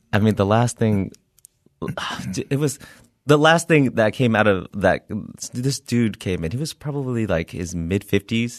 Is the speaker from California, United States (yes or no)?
yes; Milpitas, California, United States; I grew up in Milpitas, California